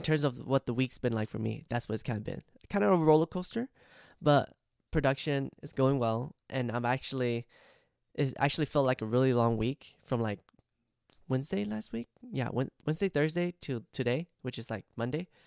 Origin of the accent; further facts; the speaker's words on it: United States; I grew up in America, and I also speak a lot of Amer-, English